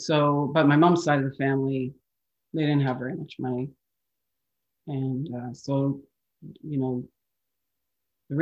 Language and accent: English; Calgary, Alberta, Canada; I was born in Calgary